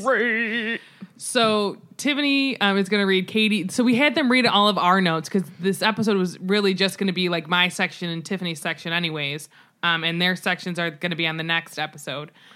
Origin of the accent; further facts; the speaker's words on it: United States; as an American